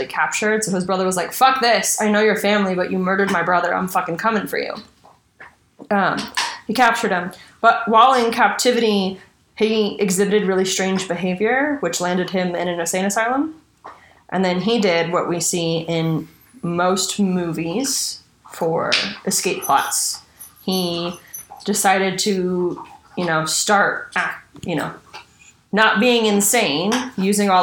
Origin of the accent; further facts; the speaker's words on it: East Bay area, California, United States; growing up in the East Bay area